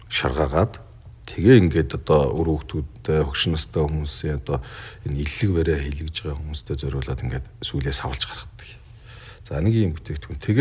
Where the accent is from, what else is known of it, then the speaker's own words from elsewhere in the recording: Bulgan, Mongolia; Ер нь бол би тэр нутгийн хүүхэд тэр нутагт л өсч юм дийж дөрнж хүн болсон.